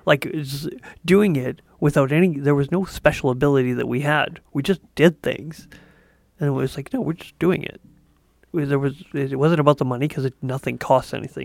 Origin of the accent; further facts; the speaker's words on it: Canada; As a Canadian